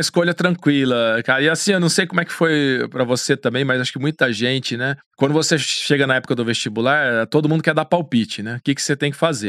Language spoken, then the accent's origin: Portuguese; Campinas, São Paulo, Brazil; also born or lived in Foz do Iguaçu; eu nasci em Campinas, no meio da cidade, cara. Apesar de ter sido criado no meio da cidade